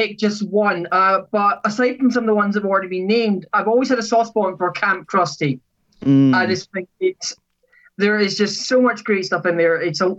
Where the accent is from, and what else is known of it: Scotland, United Kingdom; accent: Scottish